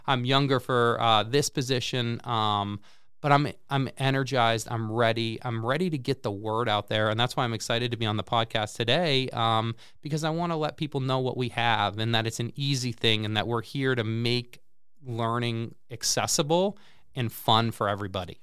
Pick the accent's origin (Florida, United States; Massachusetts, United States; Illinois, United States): Massachusetts, United States; Central; moved away as an adult; now in Peoria, United States; I grew up in Central Mass and went to, uh, Clark University, um, in, uh, Worcester